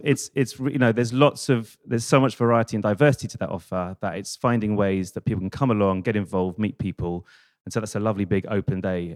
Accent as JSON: {"language": "English", "region": "London", "country": "United Kingdom", "said": "I was this idiot from London, like 18"}